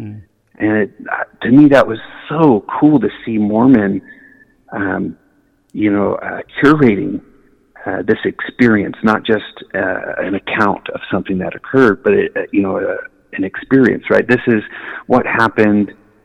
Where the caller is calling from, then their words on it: India; I'm here in India.